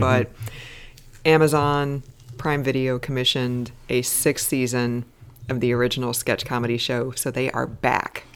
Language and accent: English; American Midwest, United States; I grew up in the American Midwest where we did not have the C B C